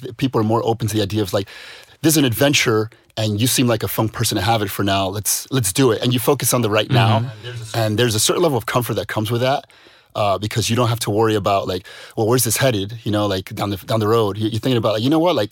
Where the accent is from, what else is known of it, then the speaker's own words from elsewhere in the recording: United States; moved away; as an American